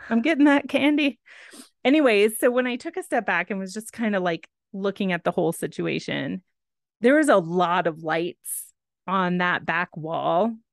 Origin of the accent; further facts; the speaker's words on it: Texas, United States; I am from Texas